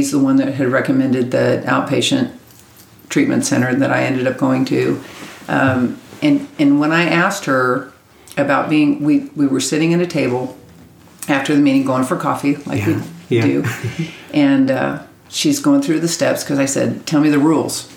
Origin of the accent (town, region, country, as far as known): Kansas, United States; born or raised there; moved away as an adult; now in Texas, United States